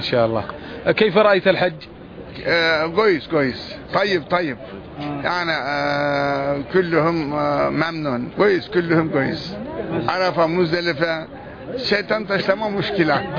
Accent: Zonguldak, Turkey; Arabic is a second language

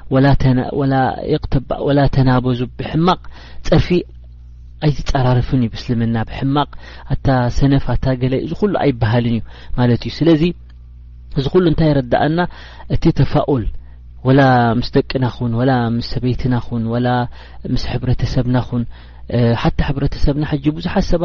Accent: Eritrea; moved away; ንሕና ከም ኤርትራውያን

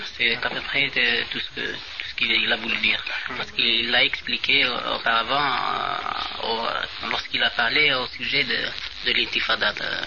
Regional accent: Algeria; عندنا في الجزائر

